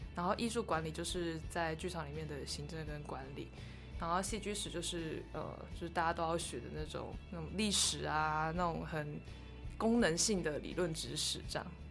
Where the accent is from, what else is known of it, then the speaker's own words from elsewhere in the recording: Kaohsiung, Taiwan; 我是土生土长的高雄人